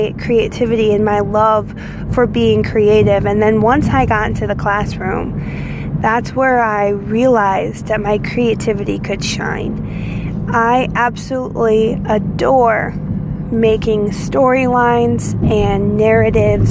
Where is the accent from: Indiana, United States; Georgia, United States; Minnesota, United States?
Indiana, United States; The actual town that I grew up in Indiana was a mile long